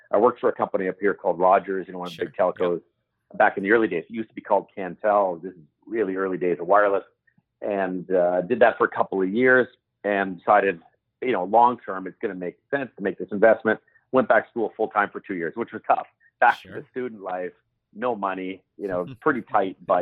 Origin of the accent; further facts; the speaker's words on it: Toronto, Ontario, Canada; also born or lived in Saudi Arabia; I grew up around the Toronto area in Canada